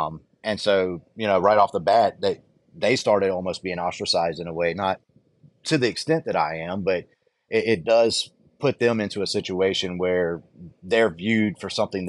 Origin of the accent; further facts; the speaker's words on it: the South, United States; I'm actually from the South.